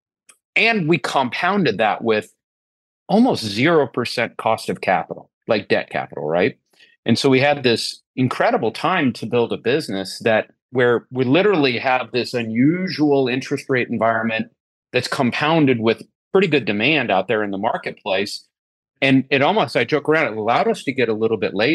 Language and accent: English; Nebraska, United States; moved away as an adult; also born or lived in Sioux Falls, South Dakota; I was born in Sioux Falls, South Dakota, grew up in a small town in Nebraska, moved my way across the country